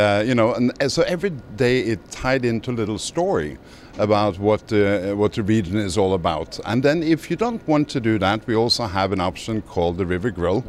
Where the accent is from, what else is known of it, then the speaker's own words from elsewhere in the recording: Norway; accent: Norwegian; English is a second language; moved away as an adult; also born or lived in Miami; Well, I was born in Norway, hence the accent. Okay. So way back in 89, I came to Miami to go to grad school for hotel management.